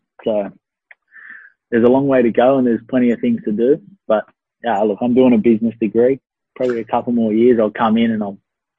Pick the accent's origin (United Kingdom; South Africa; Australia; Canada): Australia; Newcastle, New South Wales; I was just a local boy buzzing to play for my hometown.